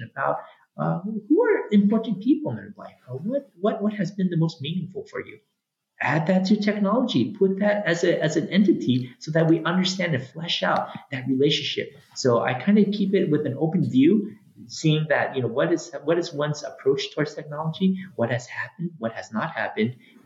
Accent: San Francisco, California, United States; also born or lived in Hawaii; now in Olympia, United States; I'm originally from San Francisco. I grew up there. I went to local schools right there in the city

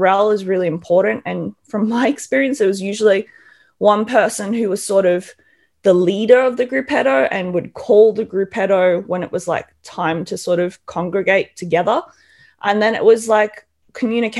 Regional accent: Australia; moved away as an adult; now in Europe; being an Australian

